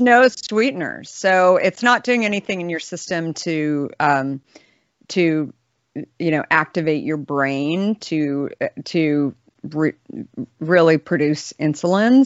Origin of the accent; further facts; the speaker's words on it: Scottsdale, Arizona, United States; I grew up in Scottsdale